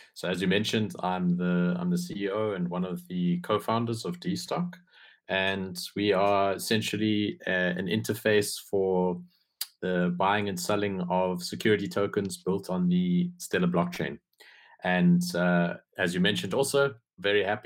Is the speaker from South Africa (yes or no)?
yes; South Africa; I'm actually from South Africa. In fact, I'm South African